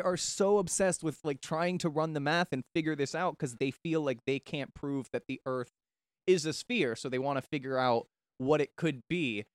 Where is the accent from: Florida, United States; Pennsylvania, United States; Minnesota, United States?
Florida, United States; Daytona Beach; growing up in Daytona